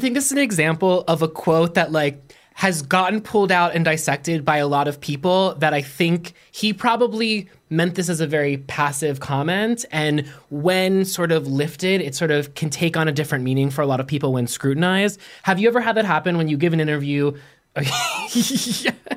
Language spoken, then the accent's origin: English; Pittsburgh, Pennsylvania, United States; born and raised in Pittsburgh, Pennsylvania